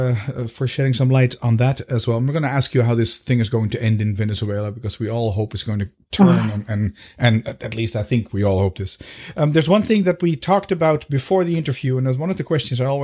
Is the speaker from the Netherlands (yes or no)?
yes; Amsterdam, North Holland, Netherlands; now in Belgium; I'm from Amsterdam